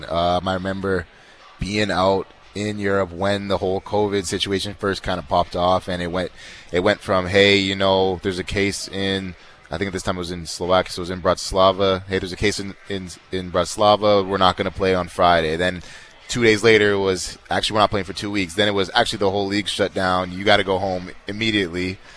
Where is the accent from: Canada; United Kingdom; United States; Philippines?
Canada; But um, yeah, man, being a being a Canadian is great.